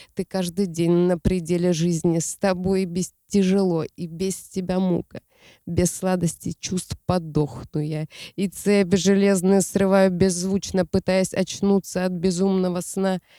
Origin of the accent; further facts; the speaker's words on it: Siberia, Russia; Я родом из Сибири. Я там родилась